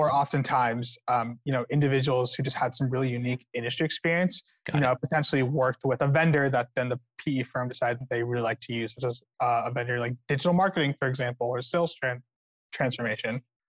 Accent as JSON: {"language": "English", "region": "California", "country": "United States"}